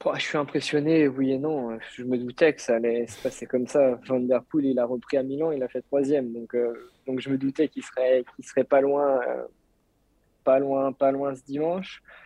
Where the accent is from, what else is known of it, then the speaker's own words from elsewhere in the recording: France; je suis français